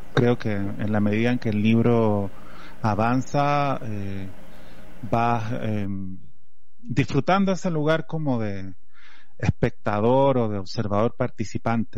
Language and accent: Spanish; Chile; accent: Chilean; moved away as an adult; now in Mexico; todavía estoy eh, muy achilenado, a pesar de que llevo cuatro años acá